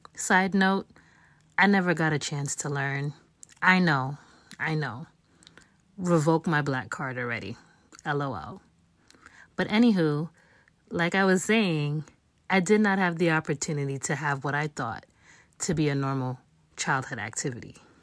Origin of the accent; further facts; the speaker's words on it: New York City, New York, United States; I was born and raised in New York City, the Bronx specifically